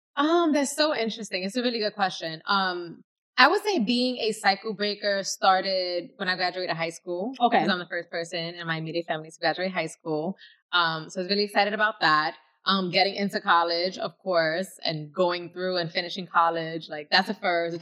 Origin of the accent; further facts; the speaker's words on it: New York City, New York, United States; I'm from the East Bronx, I'm from Castle Hill, and I went to school in the South Bronx